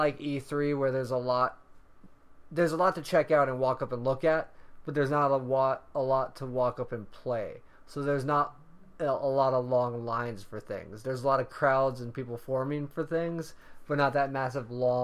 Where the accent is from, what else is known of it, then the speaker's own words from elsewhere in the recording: the South, United States; we're both from the South